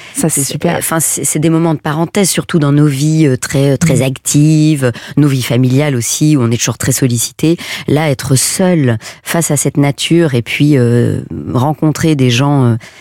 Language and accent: French; Belgium; je suis belge, hein, je viens d'un petit village de 600 habitants, donc moi mon enfance c'était euh, courir à pieds nus dans l'herbe